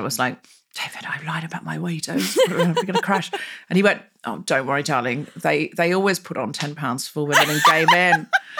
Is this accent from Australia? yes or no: yes; Australia; accent: Australian; Although I don't think my Australian accent's that's great anymore. People, Australian friends, I go, you sound like a pom doing an Aussie accent, ….